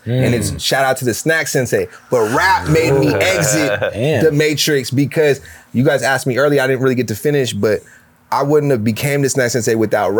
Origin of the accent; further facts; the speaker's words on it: San Francisco, California, United States; we're all from San Francisco except for Sunday. She's from Oakland.